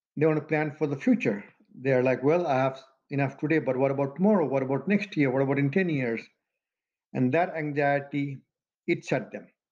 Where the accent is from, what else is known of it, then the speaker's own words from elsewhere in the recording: Madhesh Province, Nepal; also born or lived in Janakpur, Nepal; now in United States; We're both from Nepal. In fact, his hometown and my home village barely 10 miles apart. But now the, the town that, you know, we both call hometown is the same. Janakpur Dham in Nepal